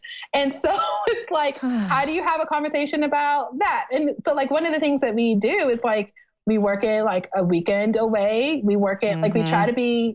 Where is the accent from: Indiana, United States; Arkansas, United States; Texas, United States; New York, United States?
Texas, United States; Texas City; moved away; my hometown's called Texas City